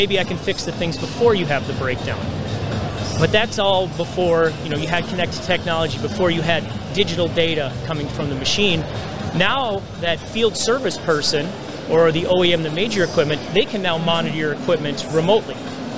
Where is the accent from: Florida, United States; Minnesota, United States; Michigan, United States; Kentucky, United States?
Minnesota, United States; Minneapolis; Minnesota. Hey, Minneapolis.